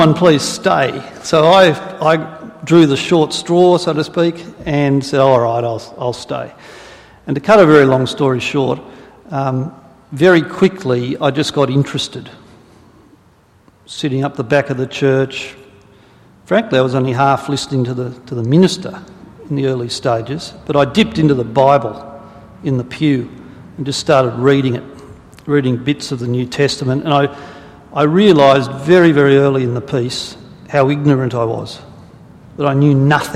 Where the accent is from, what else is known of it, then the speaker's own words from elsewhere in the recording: Sydney, New South Wales, Australia; I grew up in Sydney, on the North Shore, in fact, a suburb called Lynfield, and it was a pretty ordinary Aussie childhood